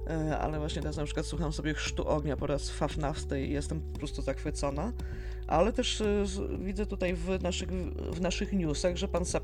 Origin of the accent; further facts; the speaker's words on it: Poland; Jesteśmy, jesteśmy w Polsce i wychowaliśmy się na Janku, na Janku muzykancie